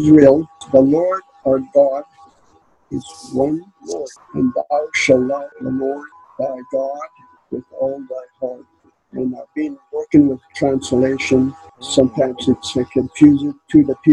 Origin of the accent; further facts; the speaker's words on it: Canada; I'm from Canada